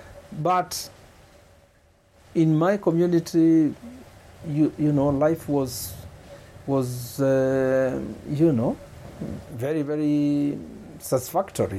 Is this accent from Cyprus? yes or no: no; Kitui, Kitui County, Kenya; also born or lived in Dar es Salaam; Kitui. I was born in Kitui 71 years ago.